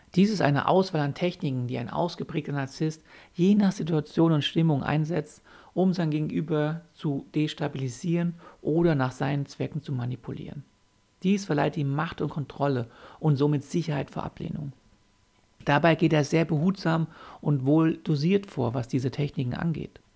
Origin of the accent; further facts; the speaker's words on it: Germany; bei uns in Deutschland